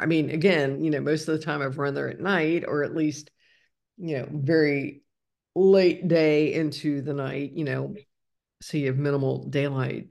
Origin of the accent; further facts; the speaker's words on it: Ohio, United States; moved away as an adult; I grew up in Ohio, and I lived there for w, way too long